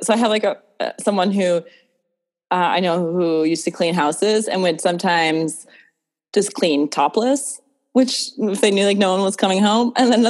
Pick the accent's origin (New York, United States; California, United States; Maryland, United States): New York, United States; New York City; I grew up in New York City and took public transportation